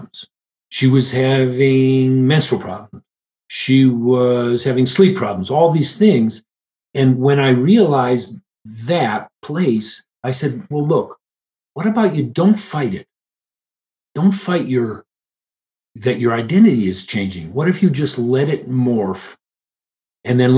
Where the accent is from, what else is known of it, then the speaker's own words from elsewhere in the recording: Detroit, Michigan, United States; I grew up in Detroit.